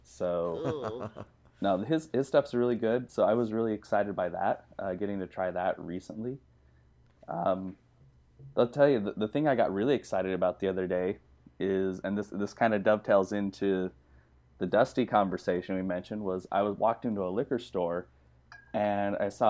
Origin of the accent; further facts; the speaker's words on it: Utah, United States; I come from Utah. That's where I grew up.